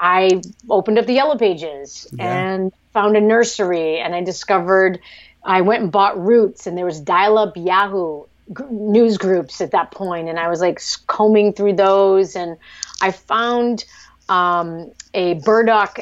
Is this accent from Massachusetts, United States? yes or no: yes; Cape Cod, Massachusetts, United States; moved away as an adult; also born or lived in Vietnam / New York / San Francisco; I grew up on Cape Cod via Vietnam